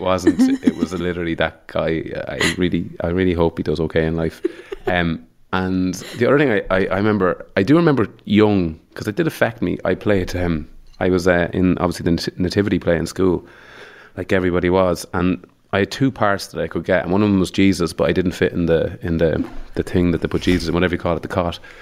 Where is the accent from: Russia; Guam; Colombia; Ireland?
Ireland; Mullingar, Westmeath; moved away as an adult; also born or lived in Dublin; I'm from Mullingar